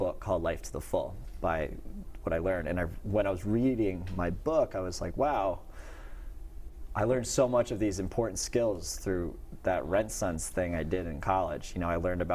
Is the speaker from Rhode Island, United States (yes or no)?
yes; Little Compton, Rhode Island, United States; I grew up in Little Compton, Rhode Island, went to Portsmouth High School, then to URI, some true Rhode Islander there